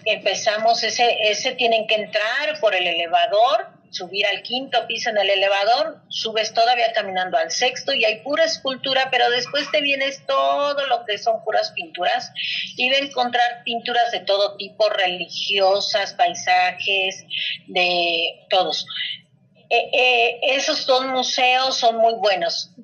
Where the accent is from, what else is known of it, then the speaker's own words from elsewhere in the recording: Mexico; sí soy mexicana, pero también traigo sangre española.